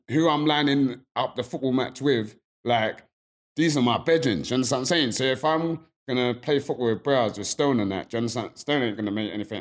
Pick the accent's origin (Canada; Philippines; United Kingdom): United Kingdom; London; also born or lived in Pimlico; me growing up in Peckham and being at Granny's on the weekend, I grew up in Pimlico too